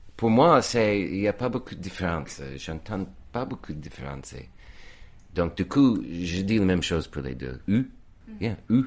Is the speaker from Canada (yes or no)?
no; United States; accent: American; French is a second language; moved away as an adult; now in France; mon accent était très américain comme il est aujourd'hui.